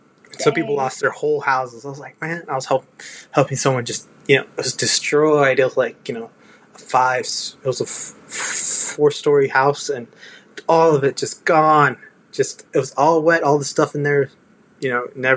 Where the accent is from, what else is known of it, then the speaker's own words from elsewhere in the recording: Texas, United States; I love being a Texan